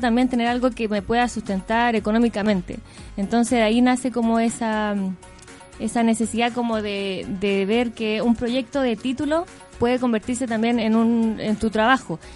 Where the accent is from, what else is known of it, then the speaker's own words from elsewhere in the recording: Linares, Maule, Chile; yo soy de región, soy de Linares